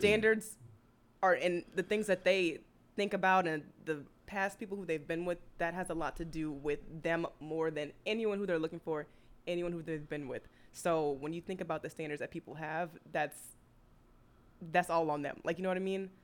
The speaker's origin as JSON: {"language": "English", "town": "New Orleans", "region": "Louisiana", "country": "United States", "moved": "as an adult", "lives_now": "Houston, United States", "said": "I'm originally from New Orleans"}